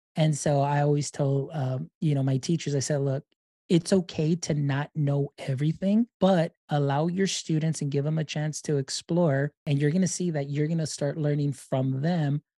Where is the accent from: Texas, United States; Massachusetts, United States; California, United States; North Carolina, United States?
Texas, United States; Deep South; I am from Deep South Texas